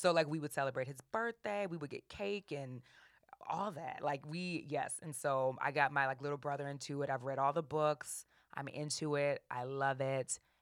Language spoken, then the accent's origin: English; New Orleans, Louisiana, United States; I'm from New Orleans